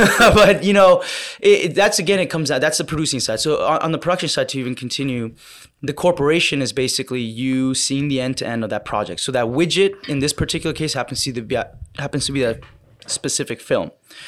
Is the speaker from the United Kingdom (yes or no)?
no; Canada; I'm a Canadian independent filmmaker